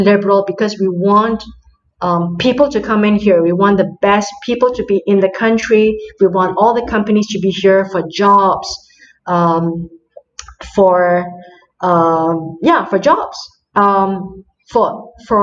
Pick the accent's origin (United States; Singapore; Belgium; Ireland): Singapore; moved away as an adult; now in France; I come from Singapore